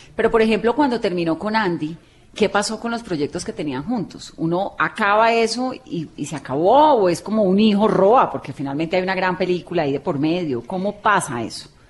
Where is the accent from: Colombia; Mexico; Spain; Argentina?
Colombia; Cali, Valle del Cauca; yo también soy caleña